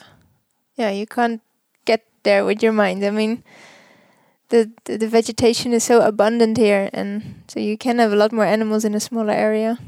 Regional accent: Netherlands; moved away as an adult; now in Namibia; I am from Holland

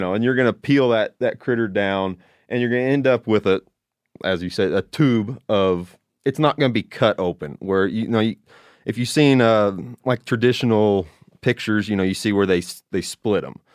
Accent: Southern Illinois, United States; I'm from Illinois, Southern Illinois.

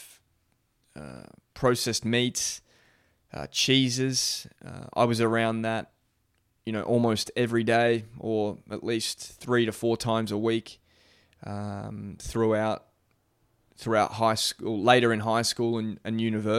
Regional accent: Melbourne, Victoria, Australia; also born or lived in Adelaide; I was born in Adelaide in Australia. So lived there till I was about 3 years old. Don't have a whole lot of memories, as you can imagine. Pretty young when we moved. I was three. We moved to Melbourne

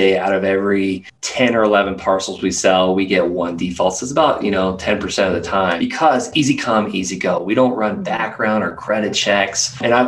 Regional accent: Florida, United States; I'm from Florida. Like we have water and we have trees and green grass

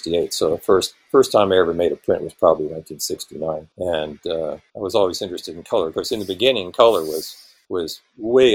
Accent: Bay Area, California, United States; I was born in the Bay Area in 1952

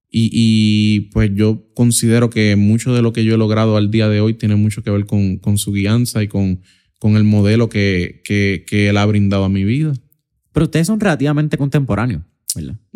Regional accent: Puerto Rico; Y ahí, en ese proceso, estudiando y trabajando, como muchos puertorriqueños, o sea, literalmente hacen toda su vida, es eh, eh, trabajar y estudiar para de alguna manera u otra salir hacia adelante

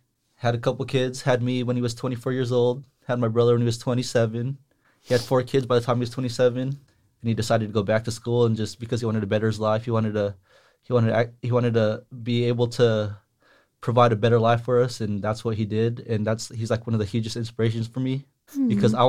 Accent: Salinas, California, United States; born and raised in Salinas.

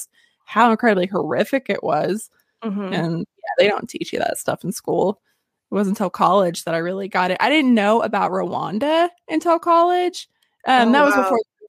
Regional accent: Northern Arkansas, United States; I'm from Northern Arkansas.

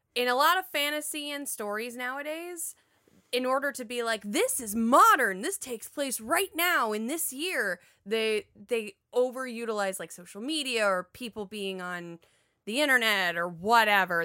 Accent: Florida, United States; I'm from Florida.

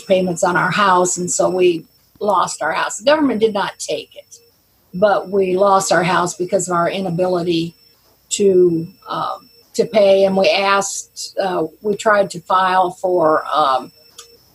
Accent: South Carolina, United States; We're from South Carolina

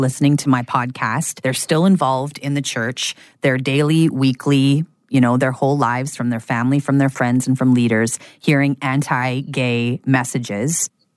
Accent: Vancouver, British Columbia, Canada; my hometown of Vancouver, Canada

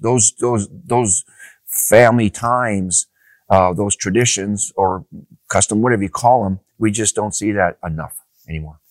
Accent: Upper Peninsula, Michigan, United States; I grew up back in Upper, Upper Peninsula, Michigan

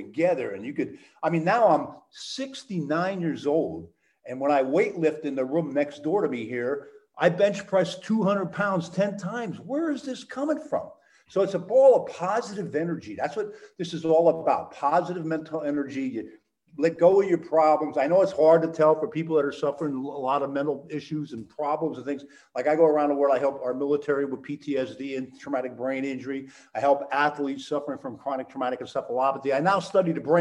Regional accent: Allentown, Pennsylvania, United States; I grew up in Allentown

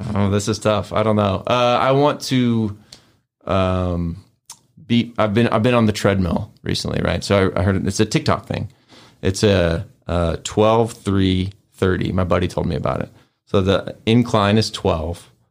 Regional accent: Tulsa, Oklahoma, United States; moved away as an adult; now in Memphis, United States; I was born here, but I grew up in Oklahoma

